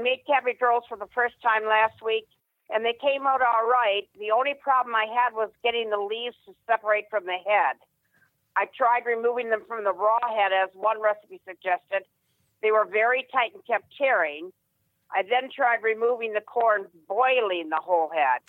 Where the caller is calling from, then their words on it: Lincoln, Massachusetts, United States; I'm calling from Lincoln, Massachusetts